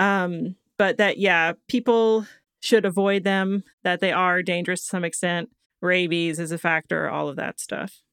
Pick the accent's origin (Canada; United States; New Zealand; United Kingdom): United States; Florida; I was born in Florida